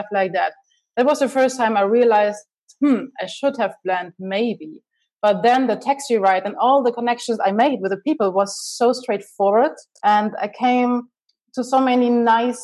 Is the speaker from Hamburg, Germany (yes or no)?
no; Munich, Bavaria, Germany; accent: German; English is a second language; moved away as an adult; now in Chicago, United States; I'm originally from Germany, and I'm now living in Chicago, United